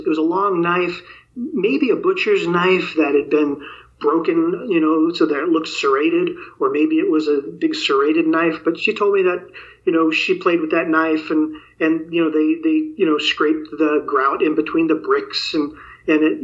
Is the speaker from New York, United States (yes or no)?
yes; New York City, New York, United States; moved away; also born or lived in the West (US); I grew up in New York City, and I lived in the Bronx, New York, in my early childhood